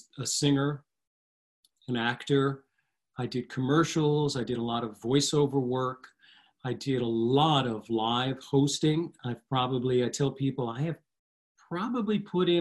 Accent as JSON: {"language": "English", "region": "New Jersey", "country": "United States", "tie": "born or raised there", "said": "I've always lived in the shadow of New York City and one of the suburbs, actually, in New Jersey"}